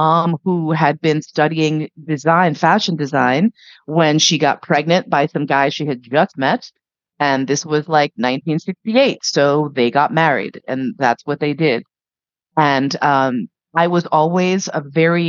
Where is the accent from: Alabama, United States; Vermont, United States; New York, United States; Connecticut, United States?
New York, United States; growing up in New York, the only lev community I'd seen was gay men in the West Village